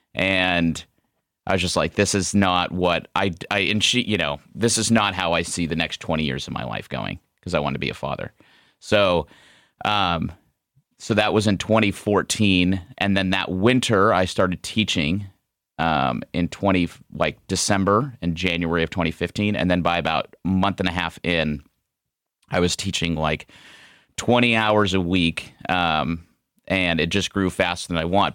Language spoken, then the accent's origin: English; Ohio, United States; moved away as an adult; also born or lived in Scottsdale, Arizona; we moved home back to Ohio from Scottsdale, where I'm originally from